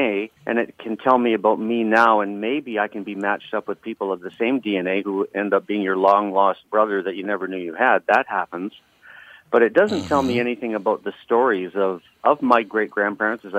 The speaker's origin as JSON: {"language": "English", "country": "Canada", "said": "I'm from the north of the 60s, so I'm a Canadian"}